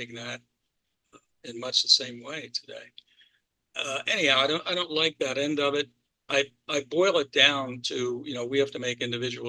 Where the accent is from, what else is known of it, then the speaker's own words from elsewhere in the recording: Baltimore, Maryland, United States; I grew up in Baltimore and Maryland